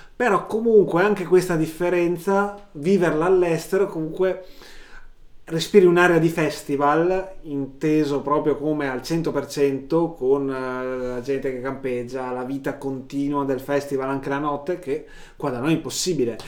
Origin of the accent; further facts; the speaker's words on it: Verona, Veneto, Italy; noi siamo, si sente dal leggero accento soprattutto del dottor, eh, dottor … qui a fianco a me, che siamo di Verona